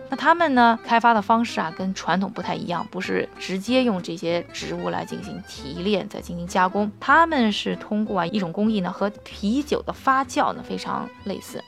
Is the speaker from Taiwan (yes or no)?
no; China; 我们亚洲人，特别是我们中国人